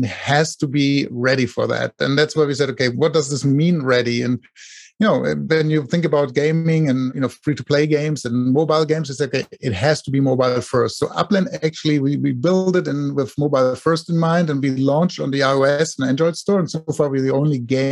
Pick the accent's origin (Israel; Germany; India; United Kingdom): Germany; now in Silicon Valley, United States; I live here in Silicon Valley in the US. Originally, I'm from Germany, with my accent probably